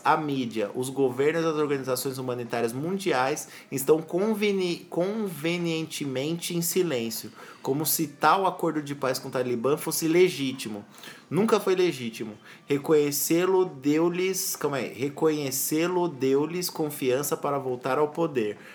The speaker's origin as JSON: {"language": "Portuguese", "country": "Brazil", "said": "A gente é brasileiro"}